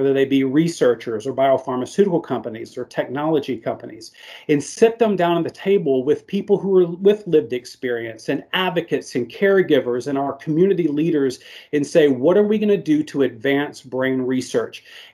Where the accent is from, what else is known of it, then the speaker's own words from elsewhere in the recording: Arkansas, United States; I am from the South here, so we only drink the sweet tea down here in Arkansas